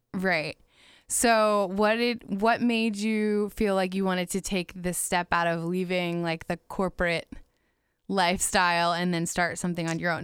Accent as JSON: {"language": "English", "town": "Margate", "region": "Florida", "country": "United States", "tie": "born or raised there", "lives_now": "Jacksonville Beach, United States", "said": "I've lived in Florida my whole life."}